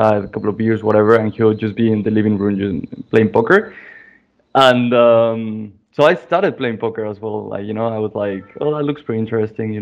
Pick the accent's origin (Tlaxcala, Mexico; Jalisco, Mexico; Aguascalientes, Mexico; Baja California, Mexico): Aguascalientes, Mexico; moved away as an adult; also born or lived in Mexico City / New Zealand / United States / United Kingdom; I'm from Mexico. I was born in Mexico City, and I was raised in a city called Aguascalientes